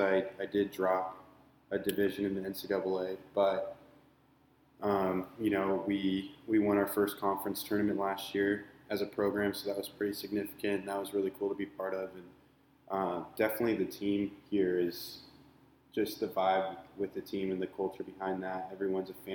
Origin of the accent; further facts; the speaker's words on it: Seattle, Washington, United States; moved away as an adult; also born or lived in Portland, Oregon; now in Orange County, United States; I'm originally from the Seattle area